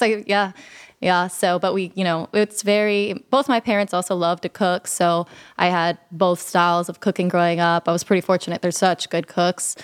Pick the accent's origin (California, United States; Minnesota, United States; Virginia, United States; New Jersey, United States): California, United States; Sacramento; also born or lived in Los Angeles / Salinas; back to Sacramento, uh, where I pretty much grew up